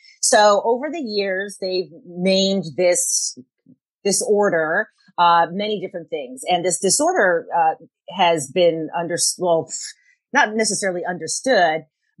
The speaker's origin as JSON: {"language": "English", "region": "Tokyo", "country": "Japan", "tie": "born or raised there", "said": "I grew up in Tokyo, Japan, where hyperactivity is not the norm. And as a Caucasian little girl, I was always a little too much"}